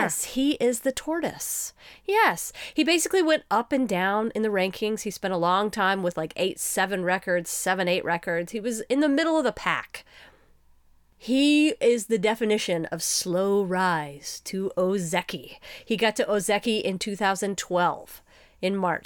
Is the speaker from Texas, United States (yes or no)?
yes; Texas, United States; we are from Texas